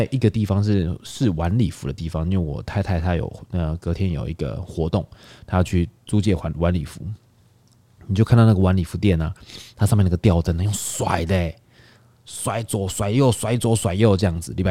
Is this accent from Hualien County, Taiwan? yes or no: yes; Hualien County, Taiwan; now in Taipei, Taiwan; 那我老家花莲还得了？